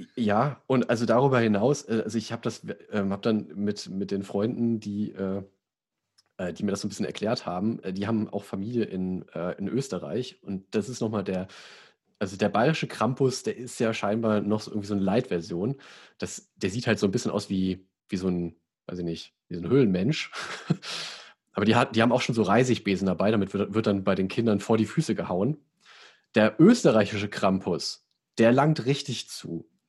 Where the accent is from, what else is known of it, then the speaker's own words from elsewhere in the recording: Sauerland, North Rhine-Westphalia, Germany; ich komme ja aus dem Sauerland, bei uns heißt der Knecht Ruprecht